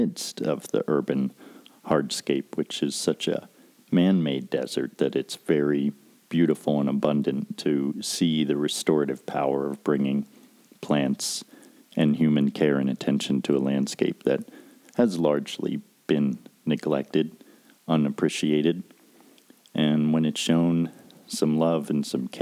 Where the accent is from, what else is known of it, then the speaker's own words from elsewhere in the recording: Pennsylvania, United States; moved away as an adult; also born or lived in Pocahontas County, West Virginia; growing up in Pennsylvania.